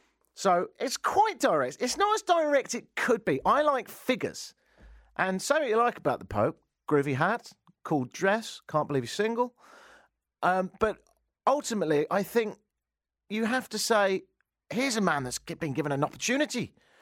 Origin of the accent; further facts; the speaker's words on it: Argentina; When I grew up in Argentina, people weren't shooting each other every few minutes.